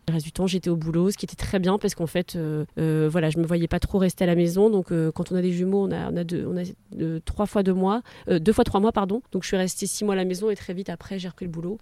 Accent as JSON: {"language": "French", "area": "French Flanders, near Hazebrouck", "region": "Hauts-de-France", "country": "France", "tie": "born or raised there", "said": "j'ai grandi dans les Flandres, euh, près d'Asbrook"}